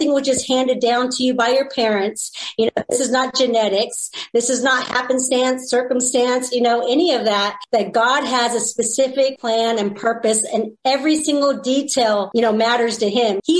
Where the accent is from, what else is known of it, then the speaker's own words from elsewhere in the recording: California, United States; I'm from California. So, you know, it's very liberal